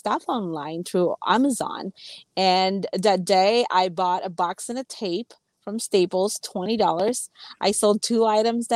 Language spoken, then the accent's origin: English; Philippines; I grew up in the Philippines really with not having much.